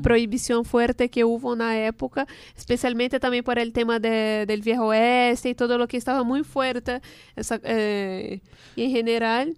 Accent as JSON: {"language": "Spanish", "country": "Brazil", "second_language": "Spanish", "moved": "yes"}